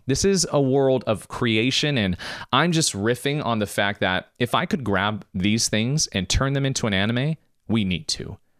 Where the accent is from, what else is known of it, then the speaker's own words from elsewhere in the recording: United States; I was born in America, my mom was born in Macedonia, my dad's born in Germany